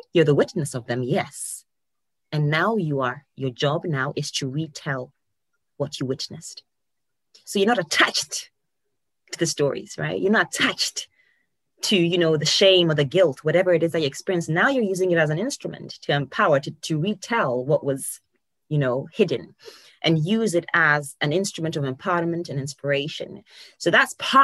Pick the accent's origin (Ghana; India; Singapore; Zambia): Ghana; moved away as an adult; also born or lived in Poland; now in United Kingdom; I was born and bred in Ghana. I was born and raised